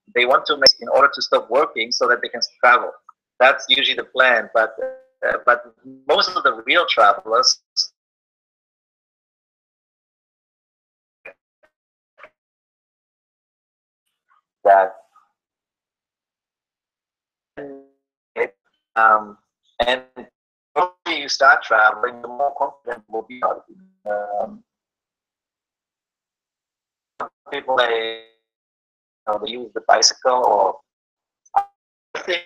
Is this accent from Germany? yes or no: yes; Germany; moved away; I am from Germany, but I haven't really spent much time in Germany in the last 30 years